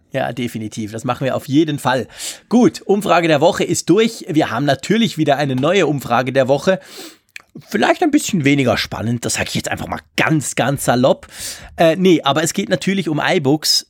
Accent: Switzerland; als Schweizer

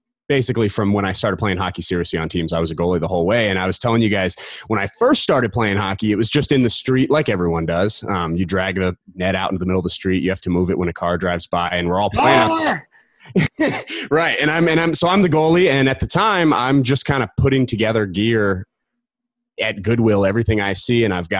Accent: Colorado Springs, Colorado, United States; I grew up in Colorado Springs, right outside Denver by the Olympic training facility.

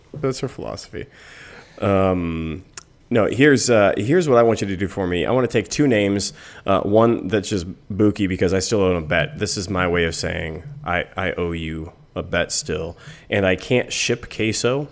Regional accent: United States; I grew up in America in which hate equals viewership

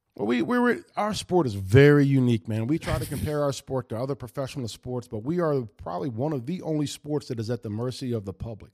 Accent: White Oak, United States; Growing up around White Oak

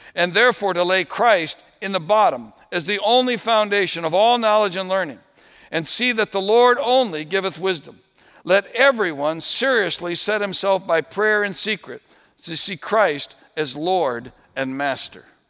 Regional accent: New England, United States; I grew up in New England

